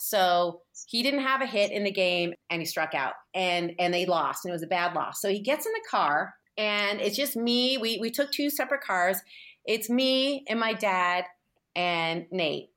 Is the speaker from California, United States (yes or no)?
yes; San Francisco, California, United States; I'm from San Francisco and, like, had hippie parents